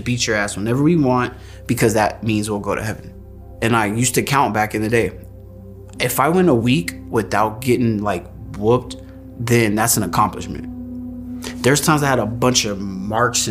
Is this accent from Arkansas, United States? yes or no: no; Antelope Valley, California, United States; I am from the Antelope Valley, a couple hours south of Los Angeles, California